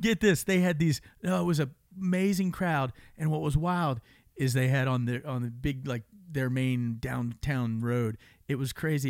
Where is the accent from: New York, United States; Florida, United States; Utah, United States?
Florida, United States; Tampa; I love growing up in Florida. I grew up in Tampa